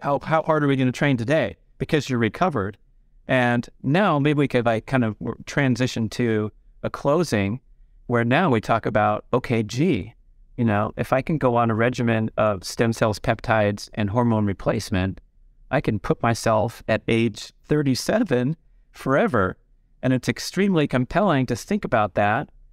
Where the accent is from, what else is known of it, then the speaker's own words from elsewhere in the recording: Los Angeles, California, United States; growing up in the San Fernando Valley in the eighties